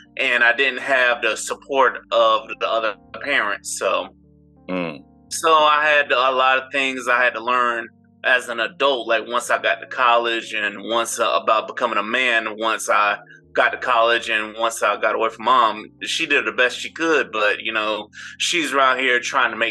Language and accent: English; St. Petersburg, Florida, United States; I'm from St. Petersburg, Florida, which is right outside of Tampa.